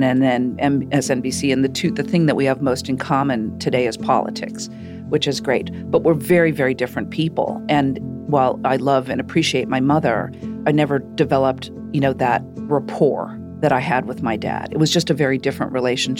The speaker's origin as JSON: {"language": "English", "town": "Shaker Heights", "region": "Ohio", "country": "United States", "tie": "born or raised there", "said": "I grew up in Shaker Heights, Ohio."}